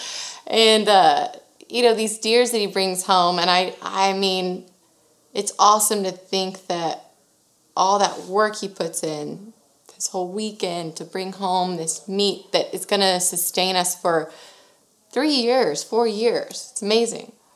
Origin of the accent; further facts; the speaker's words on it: Sugar Land, Texas, United States; born and raised in Sugar Land, Texas